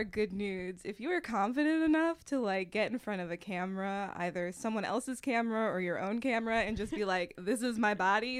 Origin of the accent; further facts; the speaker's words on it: Forest City, Pennsylvania, United States; Forest City, Pennsylvania.